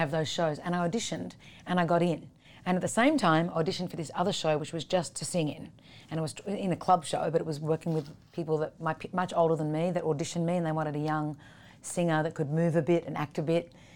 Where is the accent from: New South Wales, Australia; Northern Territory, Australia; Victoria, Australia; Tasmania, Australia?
New South Wales, Australia; Sydney; I grew up in Sydney, Australia.